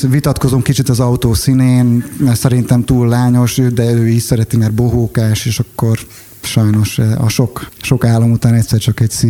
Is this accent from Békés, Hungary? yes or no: no; Tetétlen, Hajdú-Bihar, Hungary; azt gondoltam, hogy nekem kis apró tetétleni magyarként ez sikerülni fog.